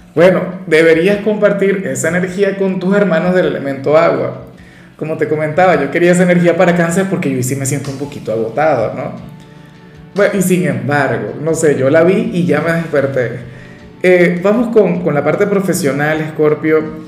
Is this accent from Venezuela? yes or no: yes; Venezuela; yo soy de Venezuela